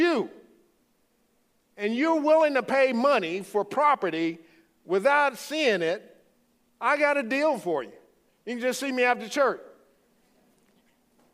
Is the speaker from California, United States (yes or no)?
no; Louisiana, United States; accent: Cajun; moved away; I'm from the Bayou State, great state of Louisiana.